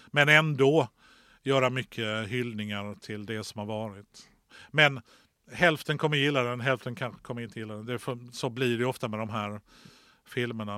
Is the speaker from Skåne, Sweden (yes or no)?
yes; Lund, Skåne, Sweden; som Lundabo